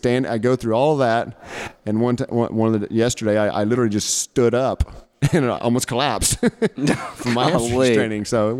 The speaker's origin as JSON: {"language": "English", "region": "Oklahoma", "country": "United States", "tie": "born or raised there", "said": "I'm born and raised in Oklahoma, church on Sunday kind of guy."}